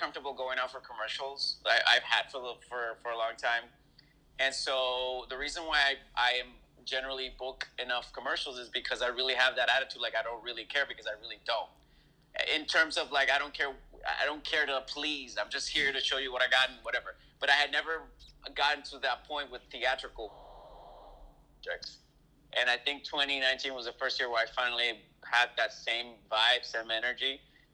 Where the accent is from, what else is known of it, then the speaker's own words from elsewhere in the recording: Puerto Rico; moved away; also born or lived in Fresno, California / Los Angeles; I'm born and raised in Puerto Rico